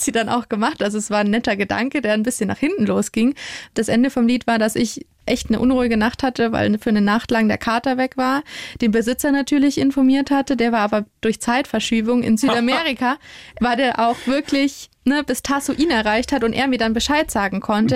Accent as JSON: {"language": "German", "region": "Bavaria", "country": "Germany", "said": "wir in Bayern"}